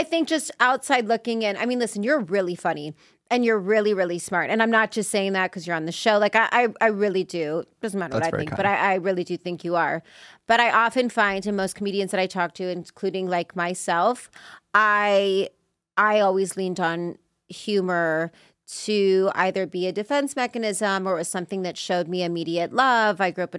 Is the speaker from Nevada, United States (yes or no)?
yes; Las Vegas, Nevada, United States; also born or lived in Los Angeles, United States; I'm from Vegas originally.